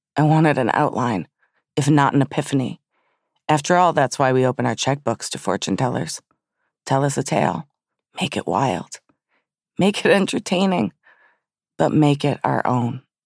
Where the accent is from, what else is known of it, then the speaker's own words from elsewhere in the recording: Southfield, Michigan, United States; when I was a child growing up in Southfield, Michigan